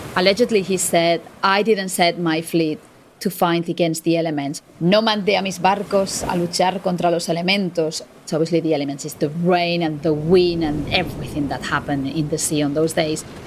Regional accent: Spain; moved away as an adult; now in United Kingdom; I'm a Spanish journalist. I've been based in the UK for 12 years now.

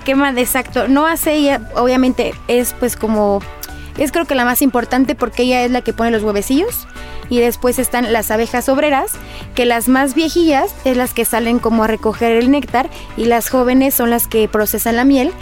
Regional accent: Mexico; como mexicano

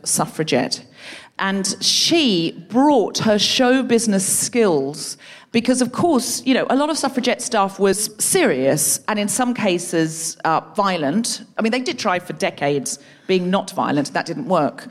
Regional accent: Australia; moved away; I was born in Australia

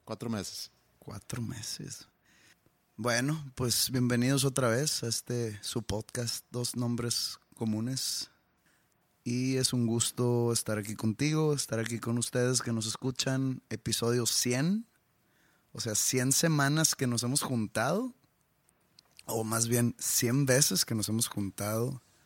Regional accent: Mexico; yo soy mexicano

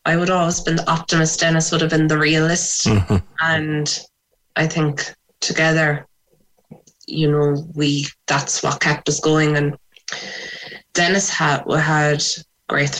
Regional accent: Sligo, Connacht, Ireland; moved away as an adult; now in Cork, Ireland; I'm from Sligo originally

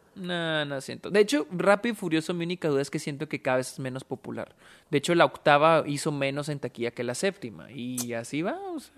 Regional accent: Delicias, Chihuahua, Mexico; nosotros que nacimos aquí en, en Delicias, en Chihuahua

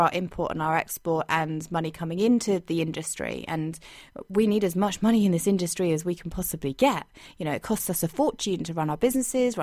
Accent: United Kingdom; I'm so proud of being British

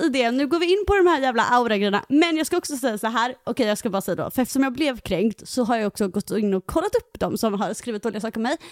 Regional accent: Halmstad, Halland County, Sweden; now in Greece; jag kommer ju från Halmstad

